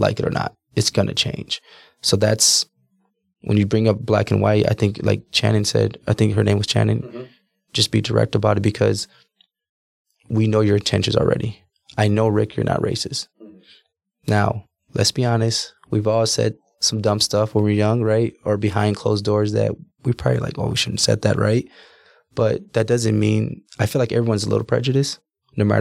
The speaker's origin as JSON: {"language": "English", "town": "Milwaukee", "region": "Wisconsin", "country": "United States", "tie": "born or raised there", "also_born_or_lived": "New Smyrna Beach, Florida / Orlando, Florida", "said": "I was born in Milwaukee, Wisconsin."}